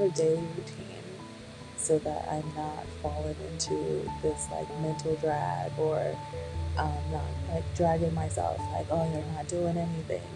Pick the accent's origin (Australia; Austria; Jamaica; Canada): Jamaica; being Caribbean, being Jamaican